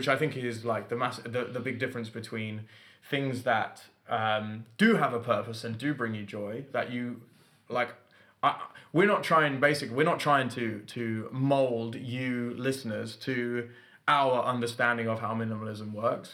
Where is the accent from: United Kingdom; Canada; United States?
United Kingdom; London; moved away as an adult; also born or lived in north of England; I've got to drive home to London to see my family